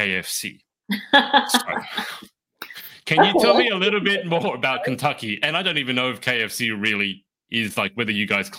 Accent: Sydney, New South Wales, Australia; also born or lived in Milwaukee; I'm from Sydney

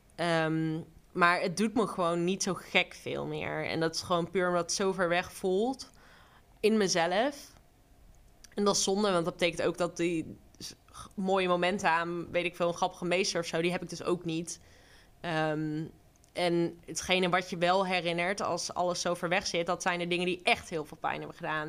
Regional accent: Duiven, Gelderland, Netherlands; also born or lived in Rotterdam; mijn ouders zijn voor mijn vaders werk naar Duiven verhuisd

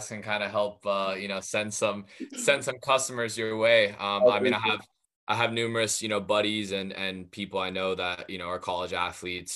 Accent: United States; growing up, like, you know, as an American

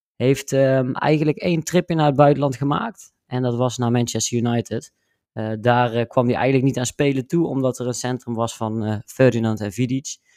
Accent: Netherlands; wij als Nederlanders

